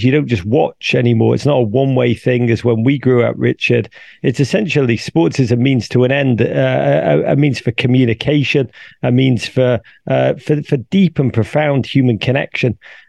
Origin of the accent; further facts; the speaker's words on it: England, United Kingdom; when I grew up in England, to go and watch the football, you'd go every week to your team, season ticket, same seats, same people surrounding you